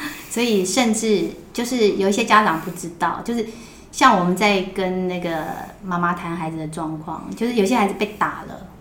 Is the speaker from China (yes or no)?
no; Taipei, Taiwan; 我们以前住的那个地方还有那种， 因为在大王洞，对。那种旧社区